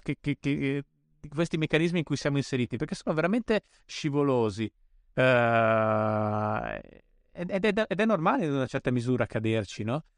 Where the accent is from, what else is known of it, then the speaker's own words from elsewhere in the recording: Bolzano, Trentino-Alto Adige, Italy; io poi sono cresciuto a Bolzano, quindi proprio ai limiti della civilizzazione